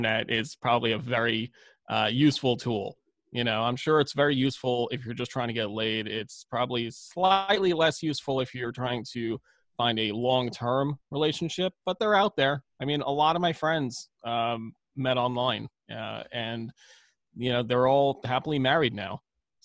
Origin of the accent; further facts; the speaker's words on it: New York City, New York, United States; growing up, I grew up in Brooklyn